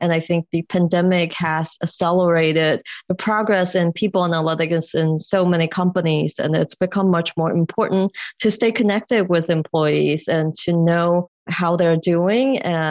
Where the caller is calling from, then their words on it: Chicago, Illinois, United States; Today, I'm in my home in Chicago.